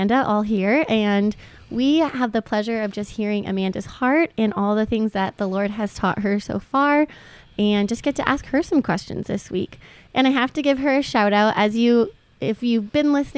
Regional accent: Canada; We grew up in Canada

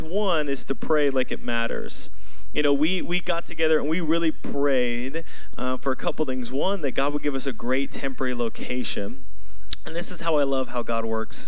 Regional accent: Seattle, Washington, United States; I'm from Seattle.

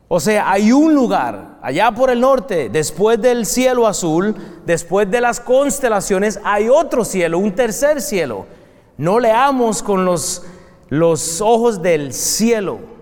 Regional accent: Costa Rica; now in United States; Yo soy de Costa Rica, eh, eh, eh, principalmente, vengo de ahí

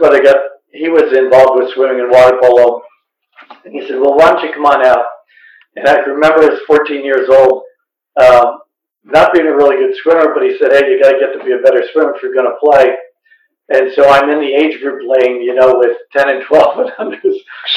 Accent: outside of Philadelphia, Pennsylvania, United States; I grew up outside of Philadelphia

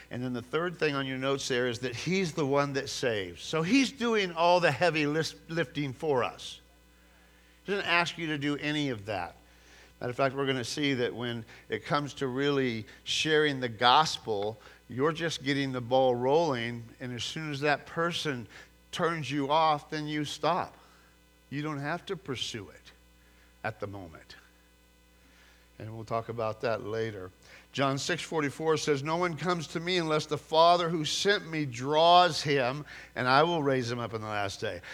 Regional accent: California, United States; moved away; growing up in California

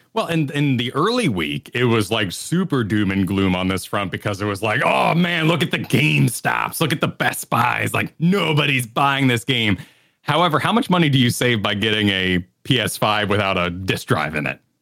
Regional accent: Virginia, United States; moved away; also born or lived in New Mexico; I say fur. I'm from Virginia, you know, originally, so I picked up a fur when I was very young.

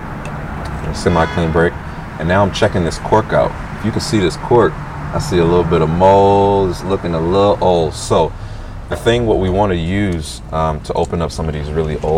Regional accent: St. Louis, Missouri, United States; I'm from St. Louis

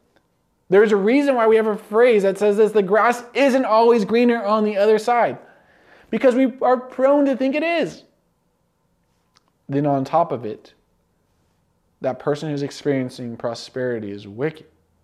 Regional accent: California, United States; I remember when I was growing up in California, we had a couple seasons.

